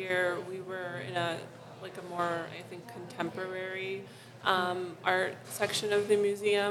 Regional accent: Chicago, Illinois, United States; I was born in Lakeview, and we moved around a bit, like through Logan Square, Rogers Park a little bit, and then right now I live in North Center.

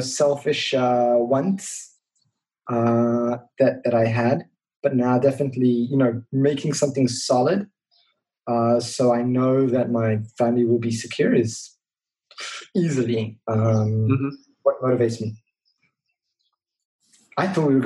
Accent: Israel; growing up in Israel

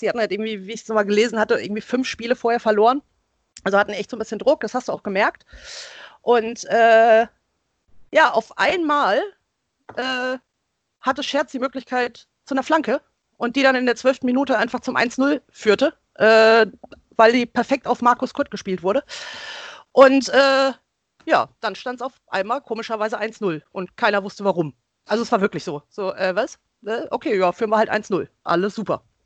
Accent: Wiesbaden, Hesse, Germany; Also ich komme ja gebürtig aus Wiesbaden

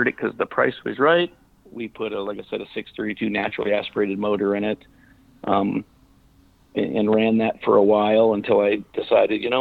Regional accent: Arizona, United States; I moved to Arizona before I was 1 year old, so I would say I'm from Arizona

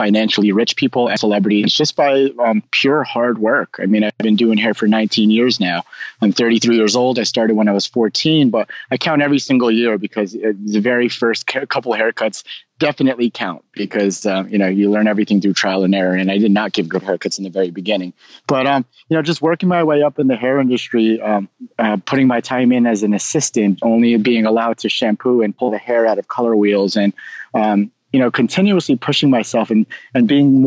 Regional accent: Nutley, New Jersey, United States; also born or lived in Manhattan, New York; I was born in Manhattan, raised in Nutley, New Jersey, which is just about 10 miles west of Manhattan

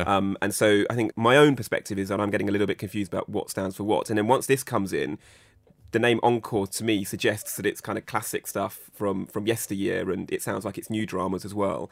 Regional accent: United Kingdom; a British, Pakistani, Indian man

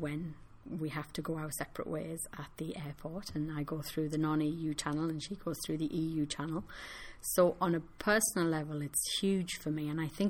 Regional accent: United Kingdom; moved away as an adult; now in Ireland; I no longer have a vote in the UK, so I it's a decision that is imposed on me as a British citizen

